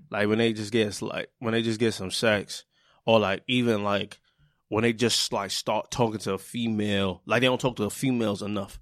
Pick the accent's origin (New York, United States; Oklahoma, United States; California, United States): New York, United States; New York City; I'm from Brooklyn